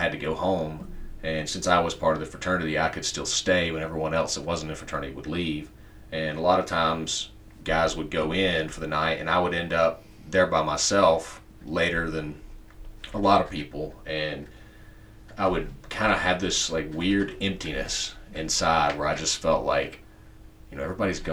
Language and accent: English; Spartanburg, South Carolina, United States; the church I grew up in here in Spartanburg